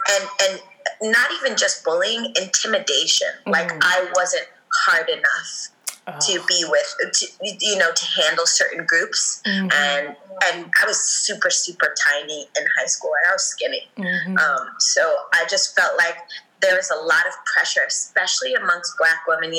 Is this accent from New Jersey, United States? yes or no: yes; Teaneck, New Jersey, United States; moved away as an adult; also born or lived in Harlem, New York; growing up in Teaneck was fun.